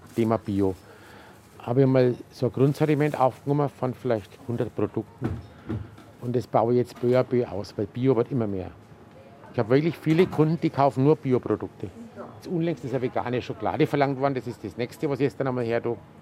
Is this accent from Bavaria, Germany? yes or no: yes; Gräfenberg, Bavaria, Germany; ich bin in den Laden aufgewachsen. Weil damals haben wir ja auch oben drüber gewohnt